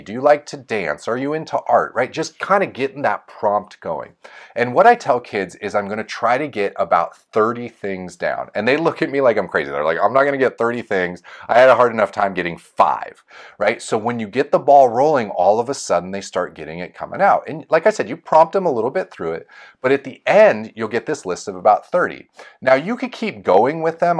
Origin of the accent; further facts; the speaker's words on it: Folsom, California, United States; my hometown of Folsom.